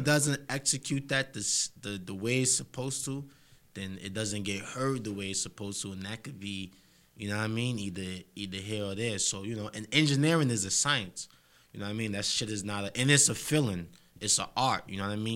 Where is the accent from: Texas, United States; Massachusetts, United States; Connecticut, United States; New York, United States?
New York, United States; New York City; I'm really from Harlem